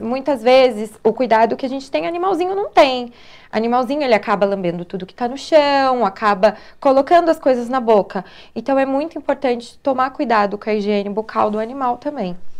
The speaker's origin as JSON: {"language": "Portuguese", "town": "São José dos Campos", "region": "São Paulo", "country": "Brazil", "tie": "born or raised there", "said": "eu sou de São José mesmo, nascida, criada, vivida, tudo aqui em São ah. José. Sou joseense."}